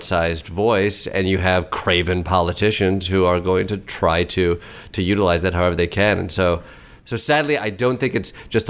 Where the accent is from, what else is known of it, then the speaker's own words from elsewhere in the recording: Midwest, United States; I'm from the Midwest.